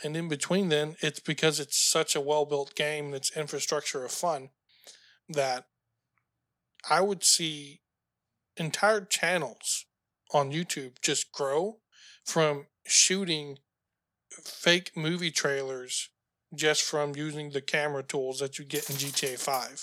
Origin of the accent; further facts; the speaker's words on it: United States; being an American